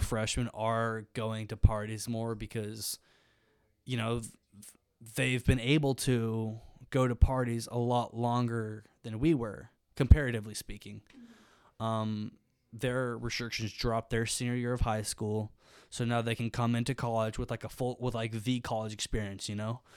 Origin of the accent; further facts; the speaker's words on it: Birmingham, Alabama, United States; moved away as an adult; now in Oxford, Mississippi, United States; I'm from Birmingham, Alabama